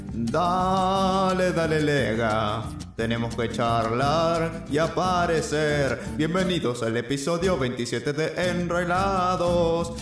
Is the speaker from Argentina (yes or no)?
yes; Argentina; estamos siendo argentinamente argentinos